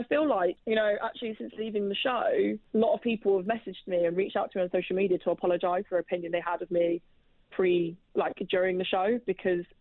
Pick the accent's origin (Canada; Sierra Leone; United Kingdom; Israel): United Kingdom; Oxford, South East England; accent: Oxford; my accent comes from Oxford